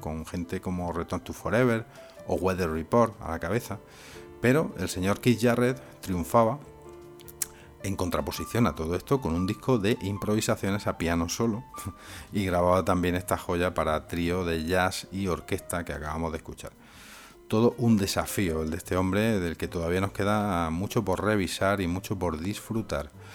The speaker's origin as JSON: {"language": "Spanish", "country": "Spain", "said": "aquí en mi país, en España"}